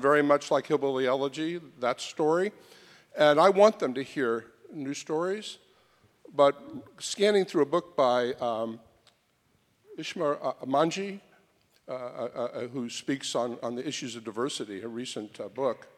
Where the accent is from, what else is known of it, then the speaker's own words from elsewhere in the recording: Springfield, Ohio, United States; now in New York, United States; I live in New York now, but I'm from Springfield, Ohio, the heart of Trump country